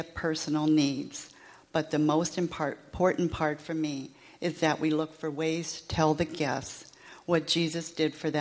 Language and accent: English; Southern California, United States; I was born and raised in Southern California